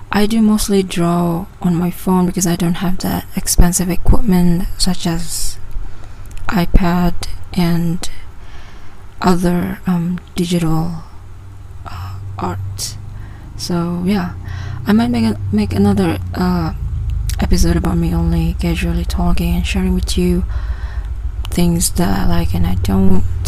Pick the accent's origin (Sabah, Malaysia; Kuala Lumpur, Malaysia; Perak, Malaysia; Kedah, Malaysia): Sabah, Malaysia; English is a second language; I'm from Sabah, Malaysia